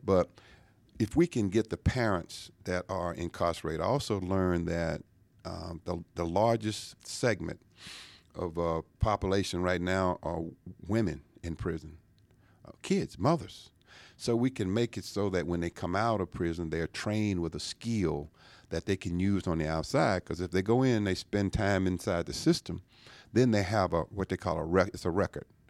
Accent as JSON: {"language": "English", "region": "Louisiana", "country": "United States", "tie": "born or raised there", "moved": "yes", "lives_now": "Georgia, United States", "said": "growing up in Louisiana"}